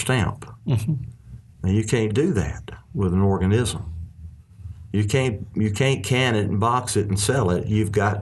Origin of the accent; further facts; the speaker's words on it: Arkansas, United States; we're from Arkansas